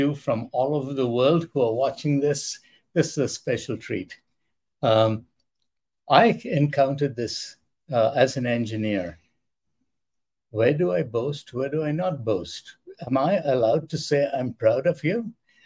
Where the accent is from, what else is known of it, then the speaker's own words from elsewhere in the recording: India; moved away; I grew up in India